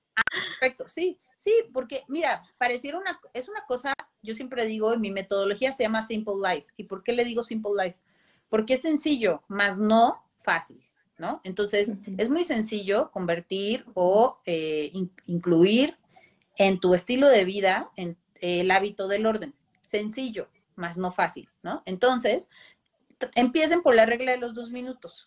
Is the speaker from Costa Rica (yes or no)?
yes; Costa Rica; moved away; yo soy de Costa Rica, también viví ese, ese cambio de país